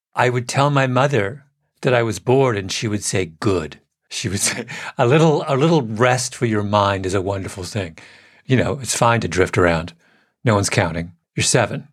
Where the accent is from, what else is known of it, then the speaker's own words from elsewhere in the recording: England, United Kingdom; moved away; I was born in England, my father, very proper Englishman.